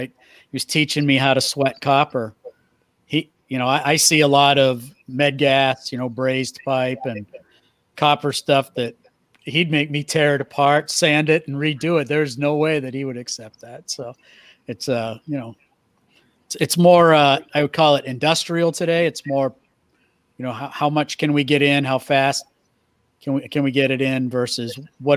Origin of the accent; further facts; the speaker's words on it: New England, United States; I grew up in New England